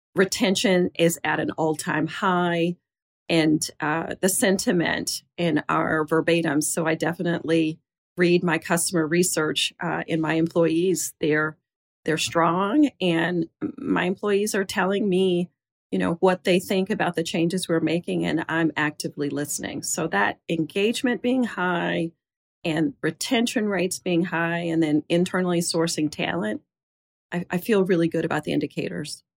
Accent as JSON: {"language": "English", "town": "Jackson", "region": "Mississippi", "country": "United States", "tie": "born or raised there", "said": "a girl growing up in Jackson, Mississippi"}